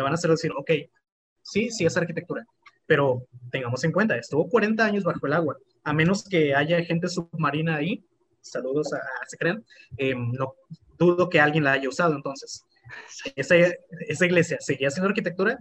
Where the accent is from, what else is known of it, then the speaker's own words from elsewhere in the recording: Cárdenas, Tabasco, Mexico; de Cárdenas Tabasco